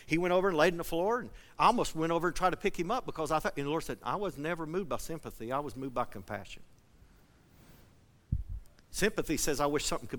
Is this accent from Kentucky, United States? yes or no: yes; Flatwoods, Kentucky, United States; now in Seedling, United States; I grew up in Flatwoods, Kentucky.